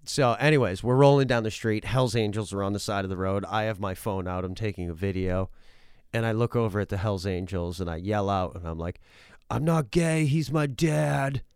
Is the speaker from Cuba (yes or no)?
no; Massachusetts, United States; moved away; also born or lived in New Hampshire; where I grew up in Massachusetts